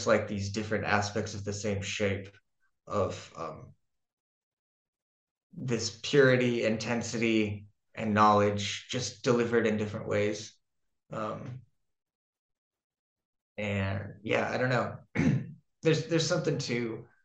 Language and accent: English; Florida, United States; now in Denmark; I'm from Florida.